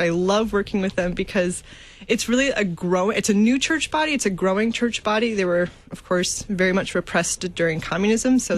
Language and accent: English; United States; moved away as an adult; now in St. Petersburg, Russia; growing up in America